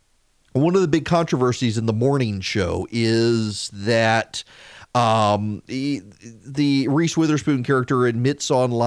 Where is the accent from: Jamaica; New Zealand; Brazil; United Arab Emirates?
United Arab Emirates; Dubai; I never was because I grew up in Dubai at that age, and it wasn't something that I ever encountered, the car culture.